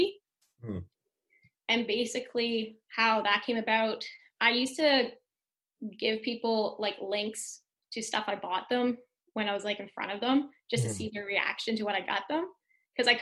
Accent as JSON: {"language": "English", "town": "St. Stephen", "region": "New Brunswick", "country": "Canada", "tie": "born or raised there", "said": "there's not any app developers, I think, in our hometown"}